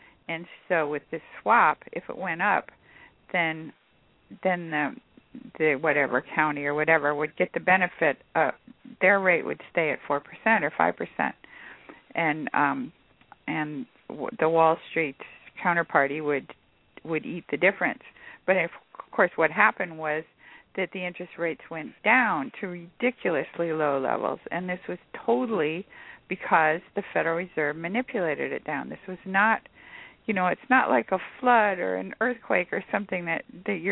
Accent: California, United States; I'm from California

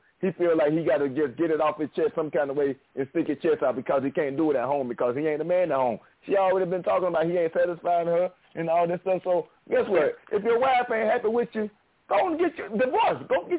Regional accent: Alabama, United States; sticks. Oh, Alabama.

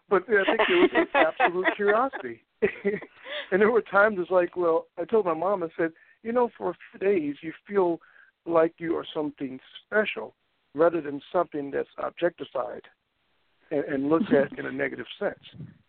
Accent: the South, United States; I grew up in the South, and I went to school in Utah

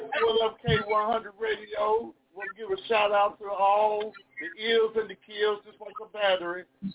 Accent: Chattanooga, Tennessee, United States; I'm from Chattanooga, Tennessee.

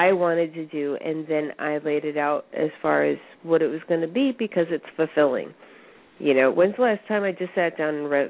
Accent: United States; as Americans, as an American business owner and an entrepreneur, I work

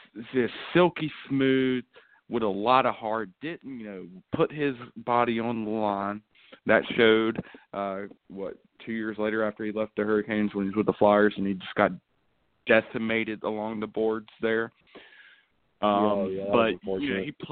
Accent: Greensboro, North Carolina, United States; I grew up here in Greensboro.

